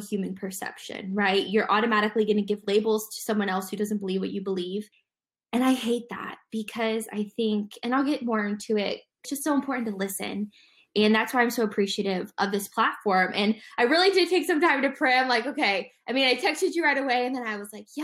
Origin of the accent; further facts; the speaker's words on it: Dayton, Ohio, United States; now in Zionsville, United States; I'm originally from Dayton, Ohio